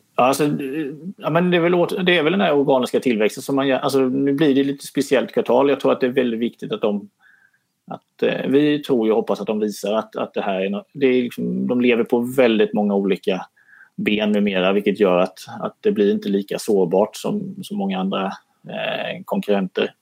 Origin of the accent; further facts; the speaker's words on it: Småland, Sweden; som smålänning